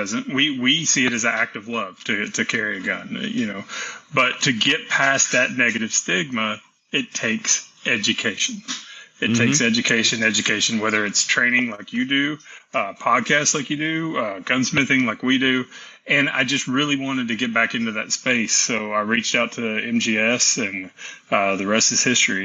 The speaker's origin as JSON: {"language": "English", "region": "Tennessee", "country": "United States", "tie": "born or raised there", "also_born_or_lived": "Texas", "said": "I was born in Texas and raised in Tennessee"}